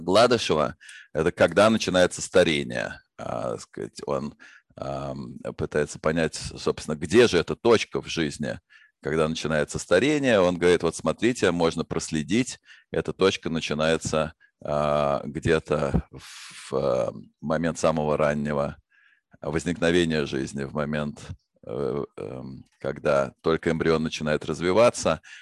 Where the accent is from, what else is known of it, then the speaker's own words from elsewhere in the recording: Moscow, Russia; Я родился в Москве в семье ученых